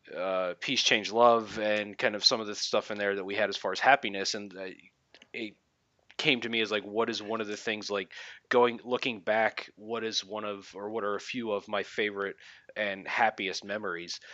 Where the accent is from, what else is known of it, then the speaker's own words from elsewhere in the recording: Philadelphia, Pennsylvania, United States; I grew up in the Philadelphia area